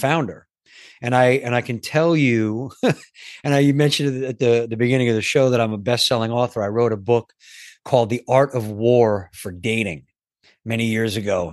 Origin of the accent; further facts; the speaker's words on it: New York, United States; I grew up in New York